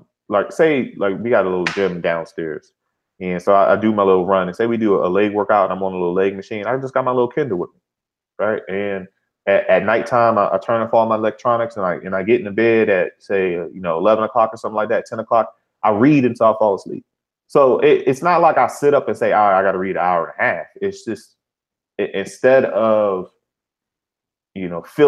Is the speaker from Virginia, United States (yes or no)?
no; Philadelphia, Pennsylvania, United States; I'm from Philly